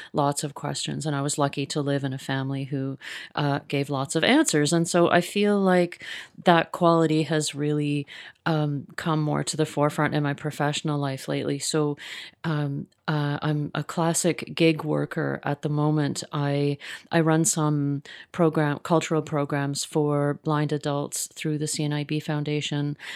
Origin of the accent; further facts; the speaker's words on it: Mississauga, Ontario, Canada; now in Toronto, Canada; I grew up in Mississauga